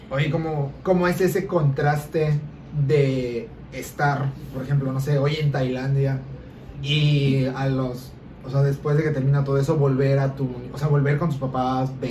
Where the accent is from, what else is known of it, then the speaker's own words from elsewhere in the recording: Yucatán, Mexico; sí, aquí en Yucatán, sí, aquí nací en Yucatán.